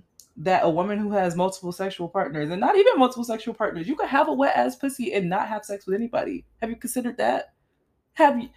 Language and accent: English; South Florida, United States; I grew up in South Florida